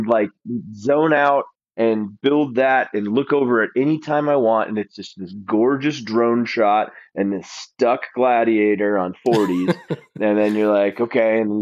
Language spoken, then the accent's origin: English; Alaska, United States; moved away; I grew up in Alaska